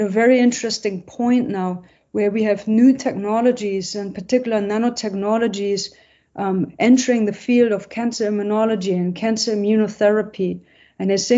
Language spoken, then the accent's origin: English; Essen, North Rhine-Westphalia, Germany; moved away; I'm from Essen, which is nearby Cologne and Düsseldorf